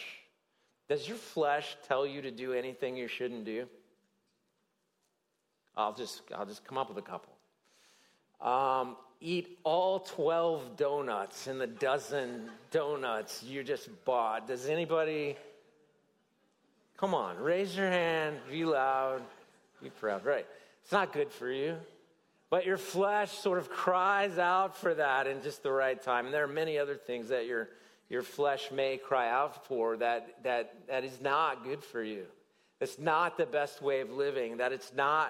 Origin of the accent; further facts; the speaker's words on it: Tennessee, United States; I grew up in Tennessee